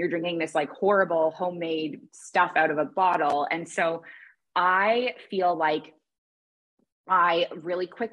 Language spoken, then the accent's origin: English; Toronto, Ontario, Canada; moved away as an adult; also born or lived in Kuwait; I grew up in Toronto